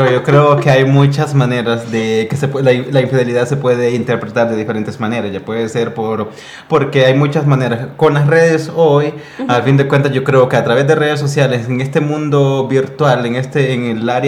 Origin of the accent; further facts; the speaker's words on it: Honduras; soy de Honduras. Y yo llevo eh, un par de años colaborando aquí con mi productor y director Oscar Ochoa.